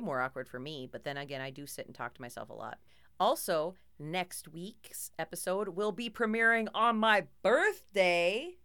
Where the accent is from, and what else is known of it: Minnesota, United States; accent: Minnesota